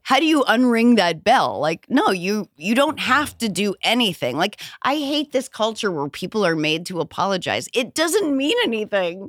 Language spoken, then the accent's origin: English; New Hampshire, United States; I'm from New England